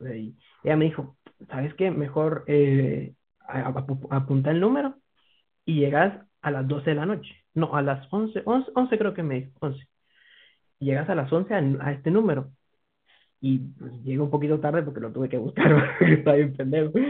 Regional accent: Guatemala; soy de Guatemala.

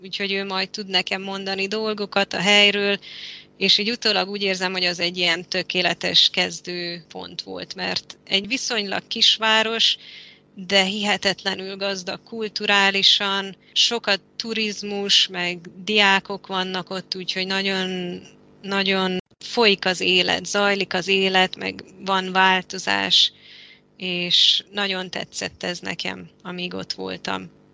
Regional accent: Transylvania, Romania; moved away as an adult; also born or lived in Budapest, Hungary / Malta / Spain / Mexico; most itt vagyok Erdélyben, ahol születtem és felnőttem

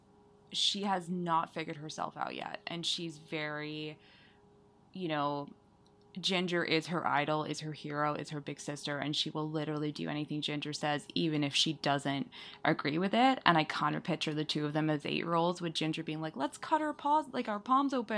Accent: Canada; now in Vancouver, Canada; as a Canadian teen

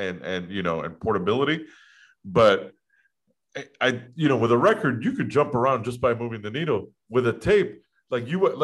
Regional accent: Miami, Florida, United States; also born or lived in Gainesville, Florida; when I came back to Miami from Gainesville, I only stayed at home for like a year and then I moved out.

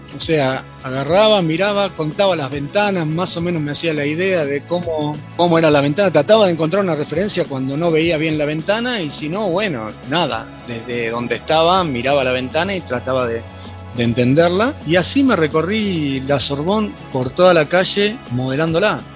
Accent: Mar del Plata, Buenos Aires Province, Argentina; yo soy de Mar del Plata

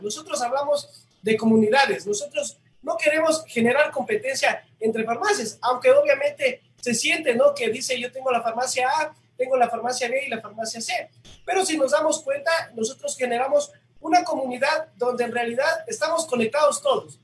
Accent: Loja, Ecuador; nosotros como ecuatorianos o como lojanos

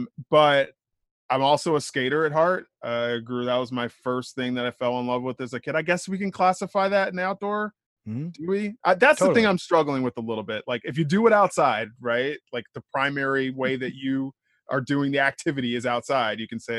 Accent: Midwest, United States; also born or lived in Ohio / East Coast; So I grew up kind of all over. You know, I was born in Ohio, mostly raised in the Midwest, did some time here on the East Coast. Family moved around a lot.

